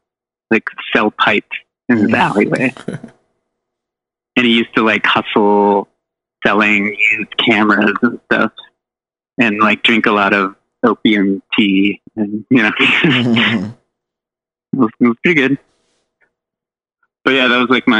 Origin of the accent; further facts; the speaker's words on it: Pittsburgh, Pennsylvania, United States; moved away as an adult; also born or lived in Seattle / San Francisco; I grew up in Pittsburgh, moved to Seattle, didn't like Seattle. Moved to San Francisco